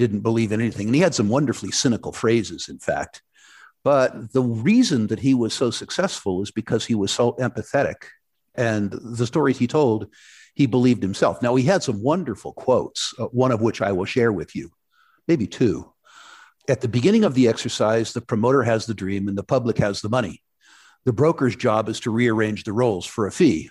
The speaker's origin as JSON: {"language": "English", "town": "San Jose", "region": "California", "country": "United States", "tie": "born or raised there", "also_born_or_lived": "Vancouver, Canada", "moved": "as an adult", "said": "As a very young man, I grew up in Silicon Valley, uh, San Jose, California, to be exact"}